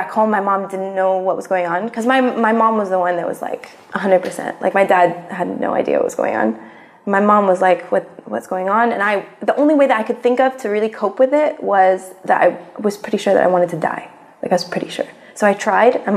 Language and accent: English; Kuwait; also born or lived in United States; I spent the last 3 years of high school back here